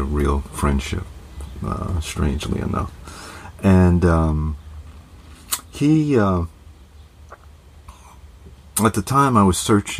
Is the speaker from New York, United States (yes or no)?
yes; Mount Vernon, New York, United States; also born or lived in Rhode Island; I'm from New York. Grew up in Mount Vernon